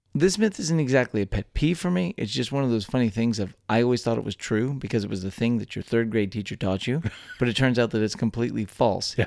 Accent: Texas, United States; born or raised there

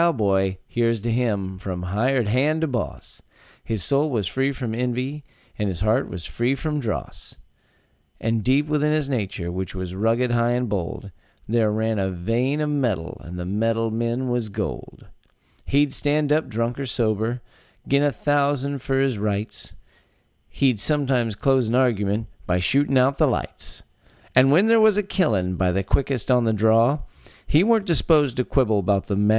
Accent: Texas, United States; born or raised there

